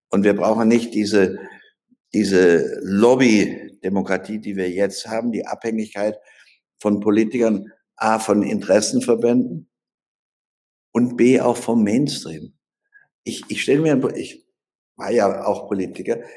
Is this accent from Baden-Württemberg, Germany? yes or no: yes; Baden-Württemberg, Germany; weggegangen und habe mir einen eigenen Wahlkreis in Baden-Württemberg, wo ich herkomme, erkämpfen müssen.